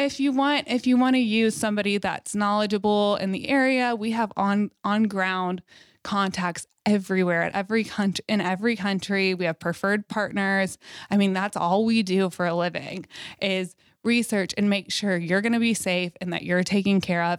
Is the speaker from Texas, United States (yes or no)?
yes; Fort Worth, Texas, United States; Fort Worth is my hometown. I'm born and raised there